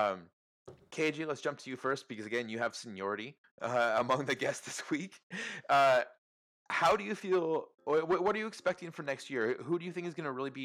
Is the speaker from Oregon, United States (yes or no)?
yes; Portland, Oregon, United States; also born or lived in California / Phoenix; My family moved from California to Portland in the early 90s